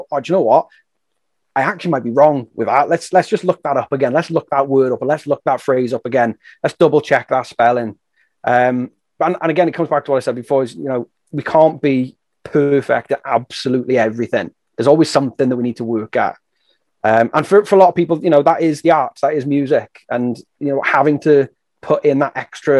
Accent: England, United Kingdom; moved away as an adult; now in Wales, United Kingdom; I grew up in England, but I'm living and working in Wales

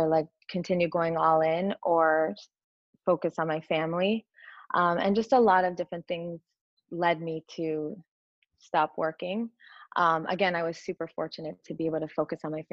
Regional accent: Connecticut, United States; I grew up in Connecticut

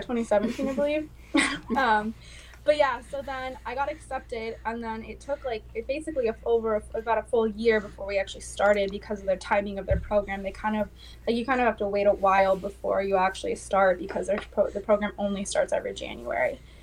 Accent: West Coast, United States; now in Manchester, United States; I am originally from the West Coast

